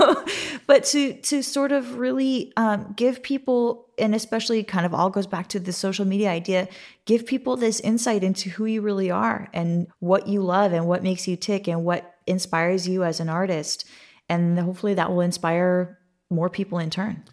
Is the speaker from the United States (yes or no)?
yes; Santa Monica, California, United States; I'm, I'm from Santa Monica, California.